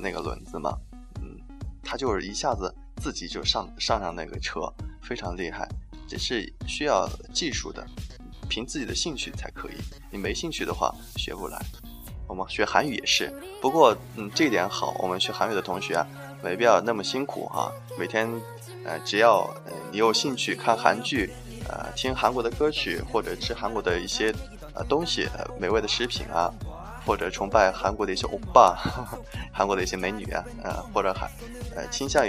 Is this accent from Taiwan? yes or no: no; China; 学韩语的话，对我们中国人来说还是呃比较容易的一种语言。